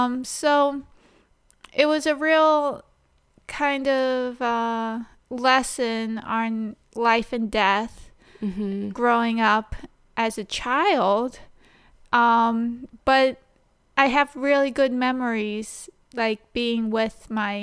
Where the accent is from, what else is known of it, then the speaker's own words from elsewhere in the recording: Ijamsville, Maryland, United States; Oh, well, I grew up on 2.5 acres in Imesville, Maryland. I guess that's in Frederick County. And we grew up across from a cow pasture as well.